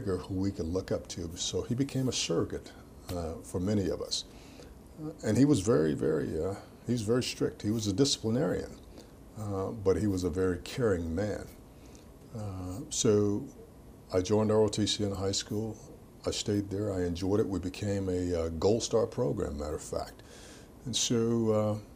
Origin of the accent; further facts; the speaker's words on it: Atlanta, Georgia, United States; As a kid growing up in Atlanta, Georgia, in the inner cities